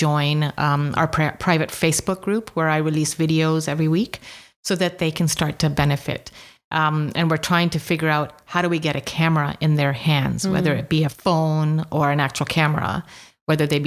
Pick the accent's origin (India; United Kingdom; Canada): United Kingdom; England; I was not born in Uganda, by the way. My parents, my sister were. I was born in England, but it's always felt like home.